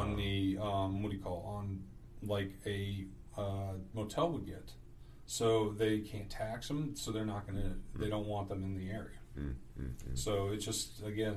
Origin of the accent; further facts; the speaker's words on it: Gloucester, Virginia, United States; also born or lived in Pennsylvania / Maryland; I'm originally from Gloucester. Okay. I was born and raised